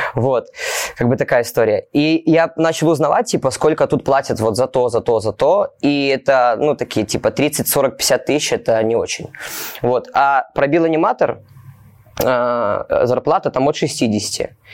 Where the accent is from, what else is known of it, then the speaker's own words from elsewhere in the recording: Mogilev, Mogilev Region, Belarus; moved away as an adult; now in Moscow, Russia; я вообще не местный, я не с Москвы, я даже не из какого-то там другого российского города, я с Беларуси. Я с города Могилева.